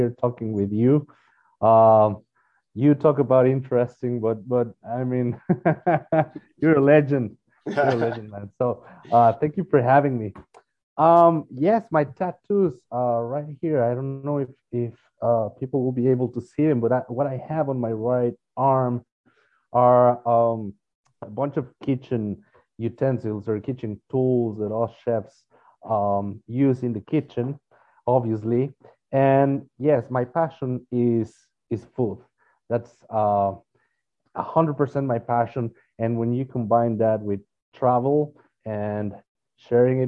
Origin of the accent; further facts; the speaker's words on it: Mexico; now in United States; We're originally from Mexico